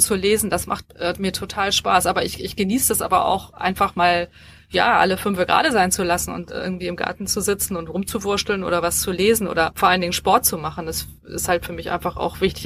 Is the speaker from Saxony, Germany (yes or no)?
no; Hamburg, Germany; Ich bin, ich bin Hamburgerin und, ähm, hab auch in Hamburg studiert